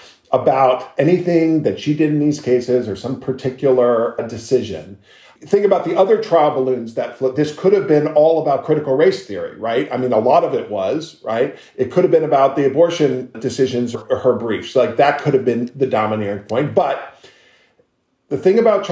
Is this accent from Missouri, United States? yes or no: no; Miami, Florida, United States; we grew up together in Miami, went to Palmetto Junior High School and Palmetto Senior High School